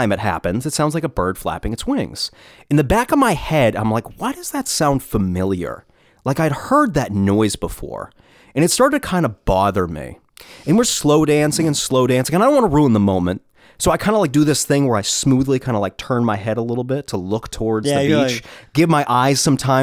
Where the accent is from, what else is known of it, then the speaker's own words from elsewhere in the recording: New Hampshire, United States; moved away; also born or lived in Rhode Island; I'm from New Hampshire